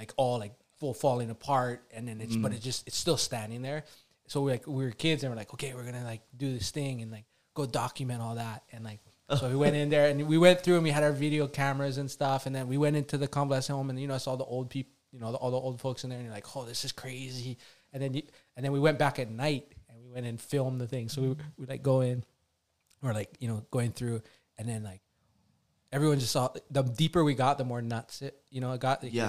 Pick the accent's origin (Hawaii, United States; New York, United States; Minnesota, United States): Hawaii, United States; Kilauea; growing up in Kilauea school